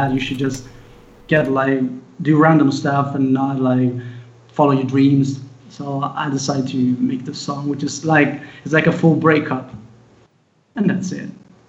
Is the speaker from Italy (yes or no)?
yes; Italy; English is a second language